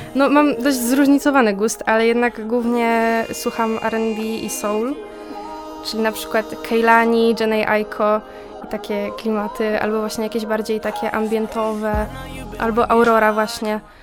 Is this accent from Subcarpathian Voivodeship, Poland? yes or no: no; Zduńska Wola, Łódź Voivodeship, Poland; ja pochodzę ze Zduńskiej Woli